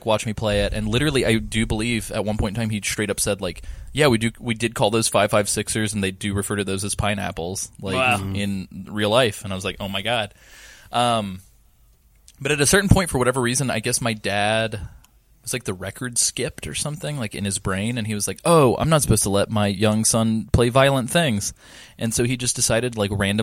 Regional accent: Southeast, United States; Growing up in the Southeast

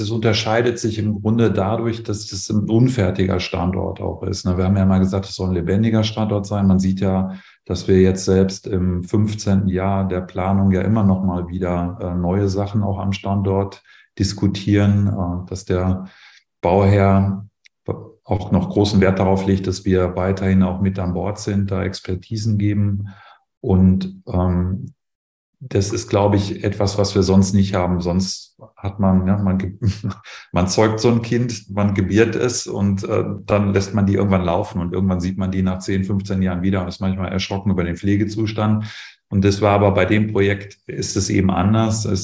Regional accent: North Rhine-Westphalia, Germany; Also ich komme ja selber persönlich aus dem Sauerland ähm, da ist die im Prinzip dank des Borkenkäfers ähm, komplett weg.

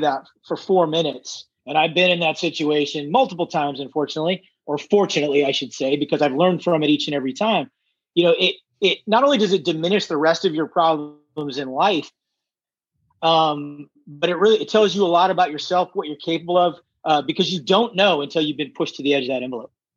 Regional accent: Redondo Beach, California, United States; I was born in Redondo Beach

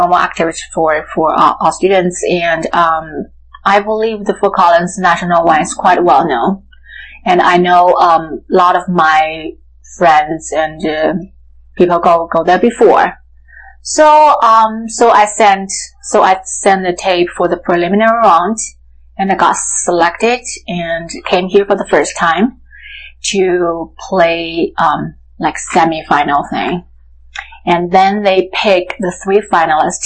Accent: Sichuan, China; I was born in Sichuan, China.

